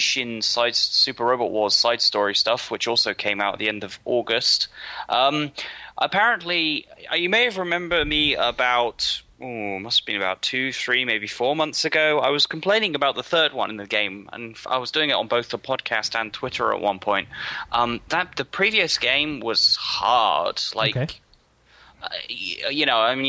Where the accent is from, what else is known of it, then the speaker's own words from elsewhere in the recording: United Kingdom; I'm British.